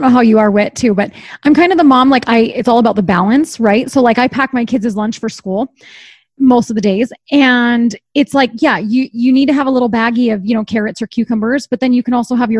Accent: East Coast, United States; And I'm from the East Coast and I don't have family here.

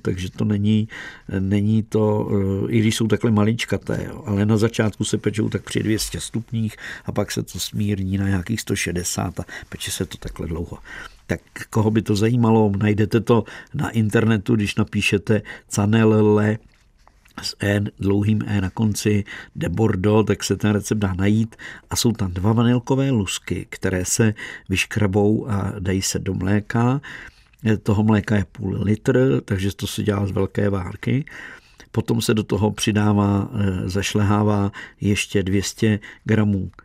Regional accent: Czechia; jsme Češi

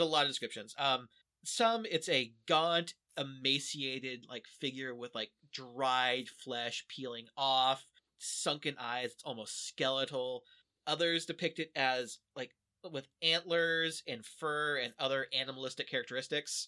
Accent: Kansas, United States; I'm, I'm from Kansas

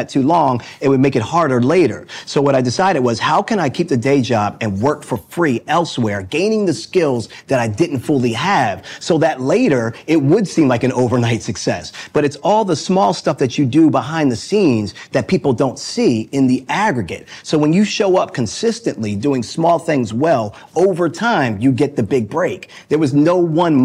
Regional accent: Baltimore, Maryland, United States; I'm a boy from Baltimore. That's hometown, born and raised

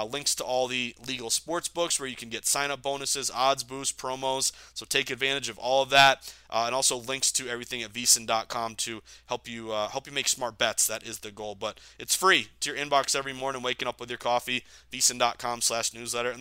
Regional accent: Boston, Massachusetts, United States; we're from Boston

